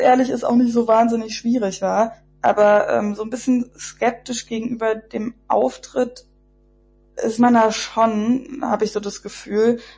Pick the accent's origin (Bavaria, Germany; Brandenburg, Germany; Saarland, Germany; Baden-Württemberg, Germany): Brandenburg, Germany; the area around Berlin; ich bin im Umland von Berlin aufgewachsen